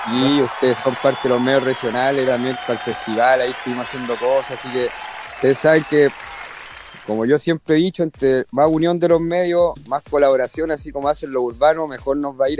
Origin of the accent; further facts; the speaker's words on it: Valparaíso, Chile; yo soy porteño de corazón, de nacimiento